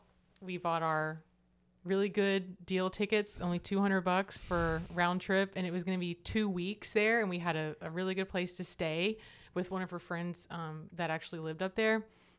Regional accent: Hattiesburg, Mississippi, United States; born there; also born or lived in Florida; Well, I was born in Hattiesburg, Mississippi.

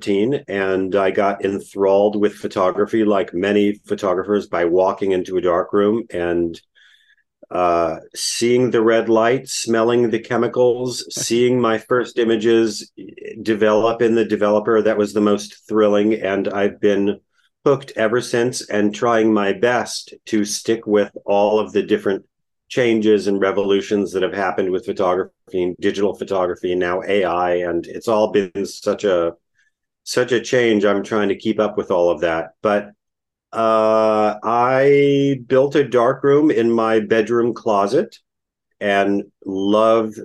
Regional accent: Israel; moved away; I grew up in Israel in the 1970s

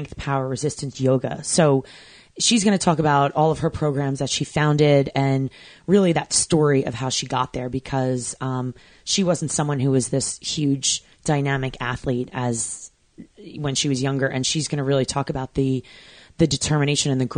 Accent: New York City, New York, United States; I am also from New York

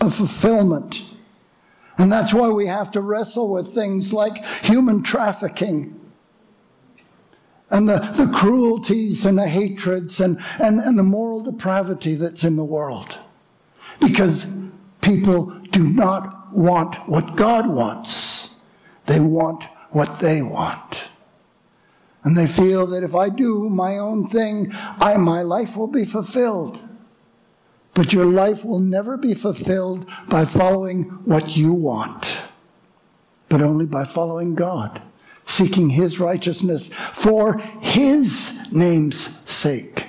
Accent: Montreal, Quebec, Canada; As a young man growing up in Montreal

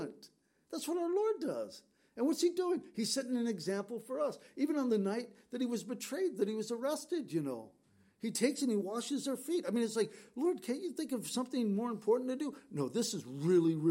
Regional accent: San Diego, California, United States; We grew up in San Diego

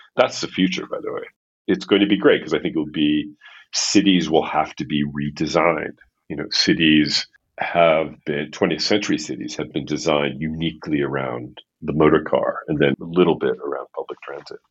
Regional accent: New York City, New York, United States; moved away as an adult; also born or lived in Paris, France; now in Los Angeles, United States; growing up in Manhattan in the kind of environment I grew up.

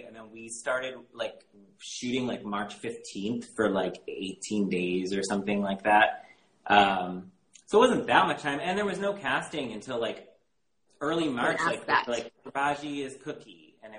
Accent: Michigan, United States; moved away; also born or lived in Chicago; I grew up in Michigan. Okay. And I had only lived there for like from 99 to 03.

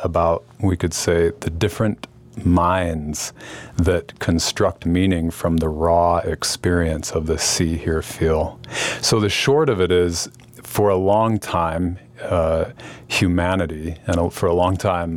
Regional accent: Salt Lake City, Utah, United States; I grew up in Salt Lake City

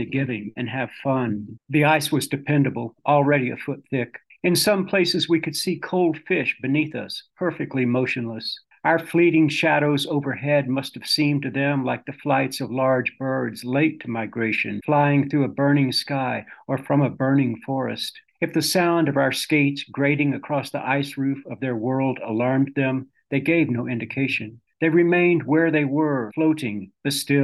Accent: Texas, United States; moved away as an adult; also born or lived in Utah / Mississippi / Yaak Valley, Montana; now in Montana, United States; Growing up in Texas

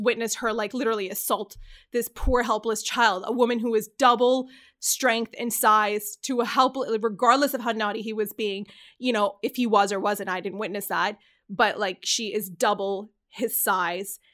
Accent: Canada; I'm from Canada

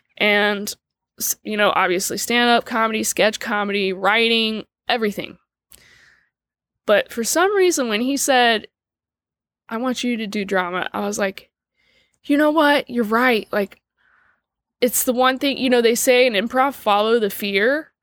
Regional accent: Dayton, Ohio, United States; moved away; I'm from Dayton, Ohio

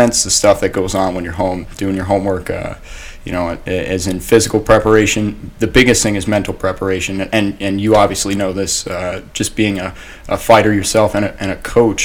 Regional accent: Ocean Township, New Jersey, United States; also born or lived in Long Branch, New Jersey; I'm originally from Long Branch and moved to Ocean Township when I was about 10 years old.

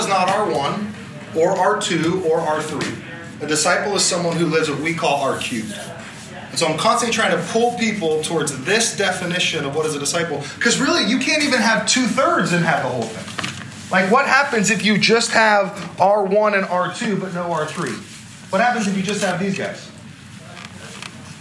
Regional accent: Southern California, United States; now in El Dorado Hills, United States; I come from SoCal for a large part of my life

